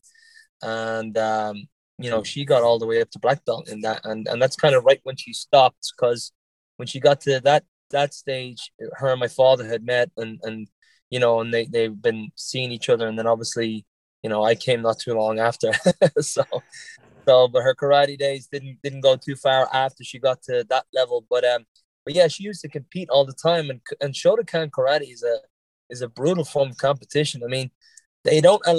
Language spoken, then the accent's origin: English; Lucan, Leinster, Ireland; accent: Irish, a little bit on the Dublin side; moved away as an adult; also born or lived in Newbridge, Kildare; now in Boston, United States; I grew up in Dublin and my family lives in Kildare